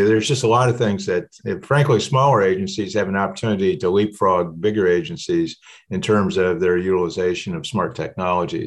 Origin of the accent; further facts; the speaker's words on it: Ames, Iowa, United States; moved away; where I grew up in the Middle West, Ames, Iowa is the area